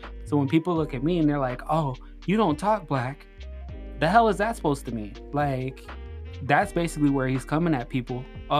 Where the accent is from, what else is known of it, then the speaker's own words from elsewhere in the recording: Arizona, United States; moved away; growing up in Arizona, I understand Cinco de Mayo.